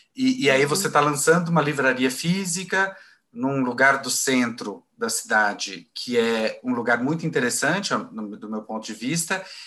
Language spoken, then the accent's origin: Portuguese; Goiânia, Goiás, Brazil; moved away as an adult; now in São Paulo, Brazil; sou de Goiânia, né? E cheguei em São Paulo em 2003.